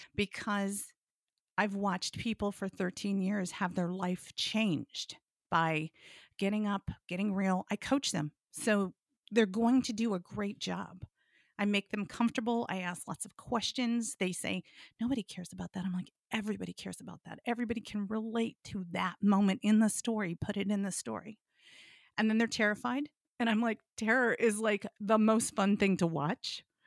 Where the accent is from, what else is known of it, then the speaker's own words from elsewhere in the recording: Blue Ridge Mountains of Virginia, United States; I grew up in the South. I grew up in the Blue Ridge Mountains of Virginia, spent my summers in West Virginia.